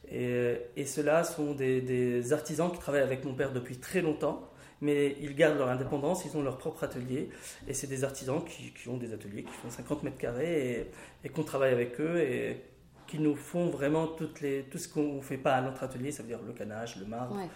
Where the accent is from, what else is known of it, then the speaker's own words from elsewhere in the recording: Bechabab, Mount Lebanon, Lebanon; born there; je suis né à Bechabab, C'est un village qui est à 20 km de Beyrouth.